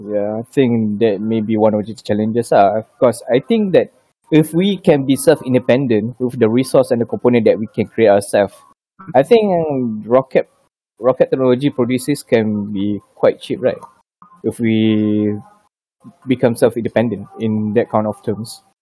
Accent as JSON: {"language": "English", "country": "Malaysia", "said": "as a Malaysian"}